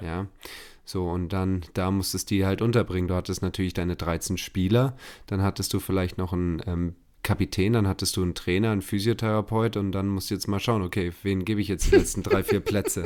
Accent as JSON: {"language": "German", "town": "Munich", "region": "Bavaria", "country": "Germany", "said": "als Münchner"}